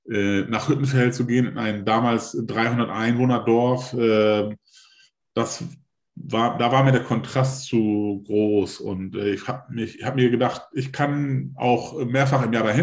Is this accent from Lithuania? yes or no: yes; Lithuania; now in Germany; also ich sehe mich immer als Litauer.